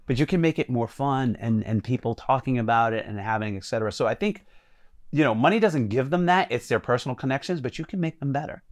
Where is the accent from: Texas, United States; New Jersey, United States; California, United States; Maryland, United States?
New Jersey, United States; Jersey City; growing up in Jersey City being black